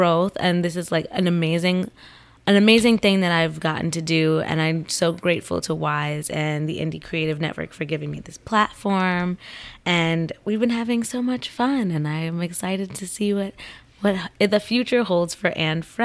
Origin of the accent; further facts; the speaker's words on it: Central New Jersey, United States; Central New Jersey, where I'm from.